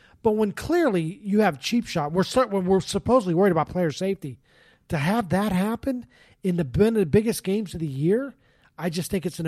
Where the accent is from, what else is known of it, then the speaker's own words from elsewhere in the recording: Boston, Massachusetts, United States; I'm from Boston. Go back to Boston.